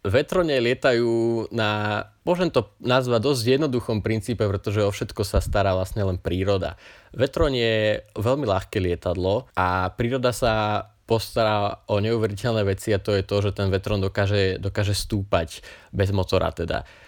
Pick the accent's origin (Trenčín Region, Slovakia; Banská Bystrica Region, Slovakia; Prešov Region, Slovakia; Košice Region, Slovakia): Trenčín Region, Slovakia; Kanianka; vidím znova Prievidzu a Kanianku a Bojnice, teda moju rodnú vlast, moju rodnú dedinu. Kanianka je proste dedina, od ktorej sa neviem utrhnúť